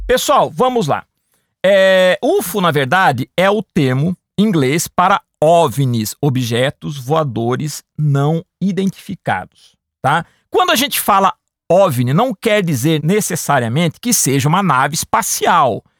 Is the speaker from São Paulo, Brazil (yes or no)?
yes; Piracicaba, São Paulo, Brazil; quando era bem novo na cidade que eu nasci, em Piracicaba